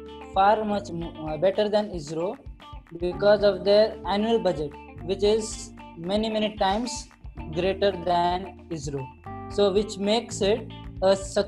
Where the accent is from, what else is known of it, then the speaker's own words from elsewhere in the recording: India; I'm an Indian